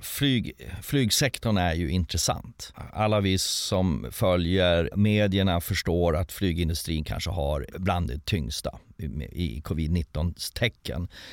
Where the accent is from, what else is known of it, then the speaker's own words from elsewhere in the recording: Sweden; som svensk